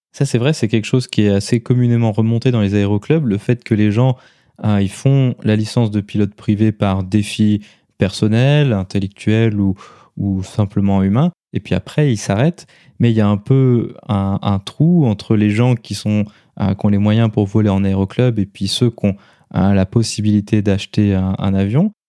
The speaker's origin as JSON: {"language": "French", "country": "France", "said": "chez nous en France"}